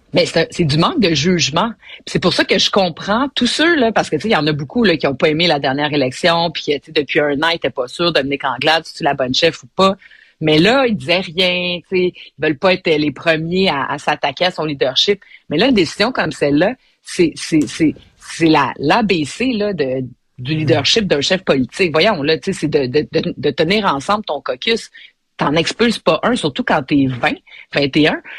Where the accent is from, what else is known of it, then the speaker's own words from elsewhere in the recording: Montreal, Quebec, Canada; je suis une Montréalaise. j'ai, euh, je me suis frotté les genoux dans les ruelles de Montréal